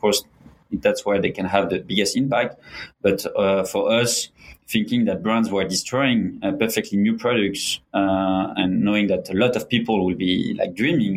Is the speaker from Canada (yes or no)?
no; France; moved away as an adult; also born or lived in Mexico; now in Hong Kong; French and Mexican. I grew up in Mexico for 6 years and most of the rest of my life in France.